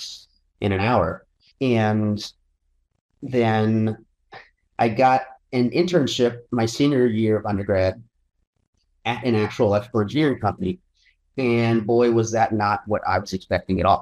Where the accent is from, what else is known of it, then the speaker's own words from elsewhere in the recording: North Port, Florida, United States; I grew up in Northport, Florida, which is just like nothing in Florida effectively